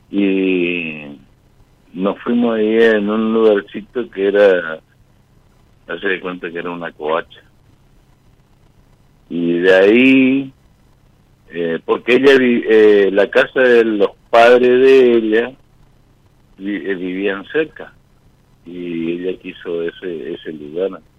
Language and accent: Spanish; Corrientes, Argentina; Soy Corrientes